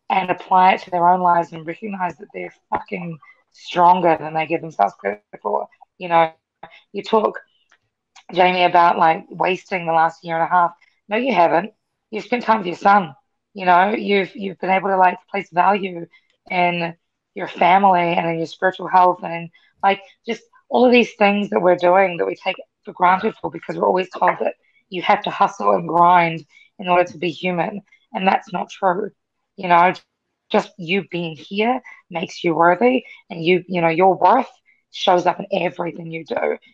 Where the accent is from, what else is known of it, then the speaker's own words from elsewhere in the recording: New Zealand; also born or lived in Fiji; now in Washington, D.C., United States; I grew up in New Zealand, but that's not necessarily home for me